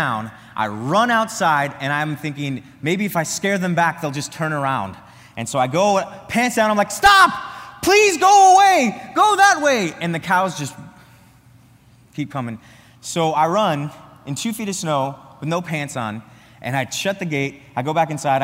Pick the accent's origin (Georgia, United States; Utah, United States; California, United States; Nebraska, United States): Nebraska, United States; the Nebraska panhandle, Northwest; moved away as an adult; now in Wisconsin, United States; I'm from Northwest Nebraska, the panhandle of Nebraska